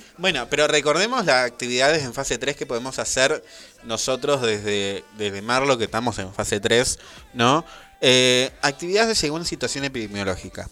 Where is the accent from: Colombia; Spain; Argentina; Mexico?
Argentina; Buenos Aires Province; nosotros por ser de Buenos Aires